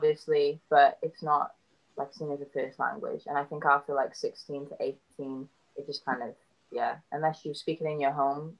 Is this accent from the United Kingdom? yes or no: yes; Cardiff, Wales, United Kingdom; moved away as an adult; also born or lived in Georgia, United States; I love Wales. I love being Welsh.